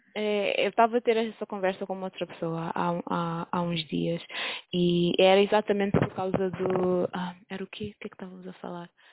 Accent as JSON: {"language": "Portuguese", "country": "Cape Verde", "moved": "yes", "said": "eu sou de um país pequenino, sou de Cabo Verde"}